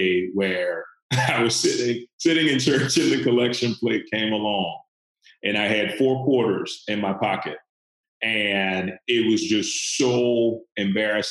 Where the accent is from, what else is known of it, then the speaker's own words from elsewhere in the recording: the Bible Belt in the Deep South, United States; I grew up in the Bible Belt in the Deep South